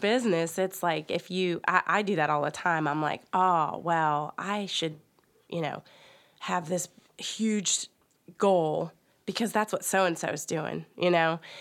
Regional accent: West Virginia, United States

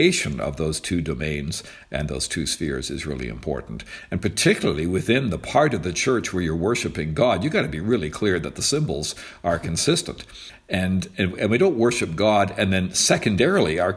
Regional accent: Canada; also born or lived in United States; I'm a Canadian

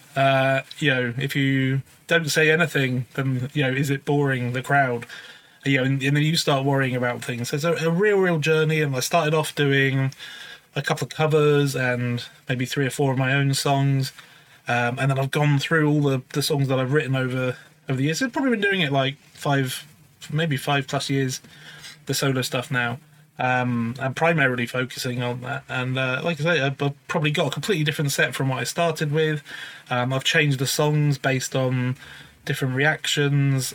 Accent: Newbury, South East England, United Kingdom; I was originally I grew up grew up in Newbury

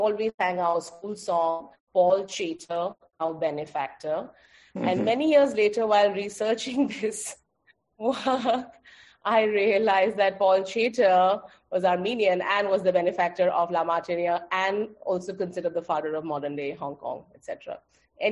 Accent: Kolkata, West Bengal, India; now in Goa, India; I am Bengali. I am born and brought up in Calcutta

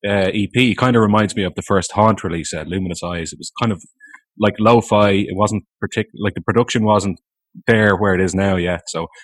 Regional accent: Ireland

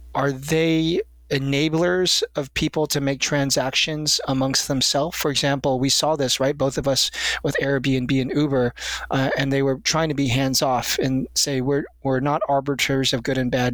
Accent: United States; since I am an American

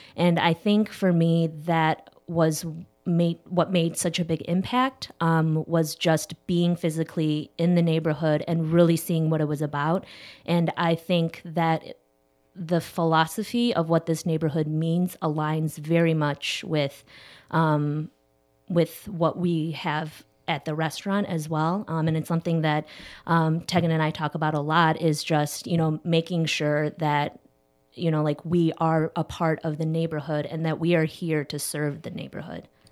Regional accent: Schaumburg, Illinois, United States; also born or lived in Chicago; not too far from here out in Schaumburg, uh, but I've been living in the city of Chicago since I was seventeen

